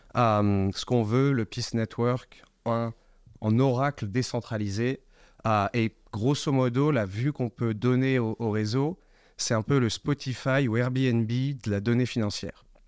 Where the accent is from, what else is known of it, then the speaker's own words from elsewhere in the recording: Paris suburbs, Île-de-France, France; moved away as an adult; also born or lived in England / United States / Hong Kong; je viens de la banlieue parisienne, j'ai grandi en France